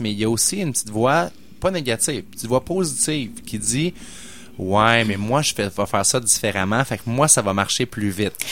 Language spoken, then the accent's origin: French; Quebec City, Quebec, Canada; où j'ai grandi à Sainte-Foy, au coin de Duplessis puis de Chemin Sainte-Foy